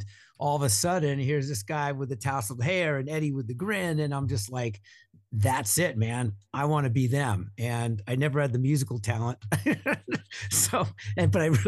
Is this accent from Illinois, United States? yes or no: no; Long Island, New York, United States; moved away as an adult; also born or lived in Connecticut / Minnesota; I grew up in Long Island